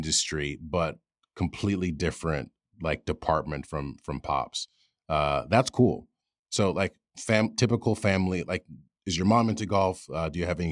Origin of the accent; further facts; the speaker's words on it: New York, United States; I grew up in New York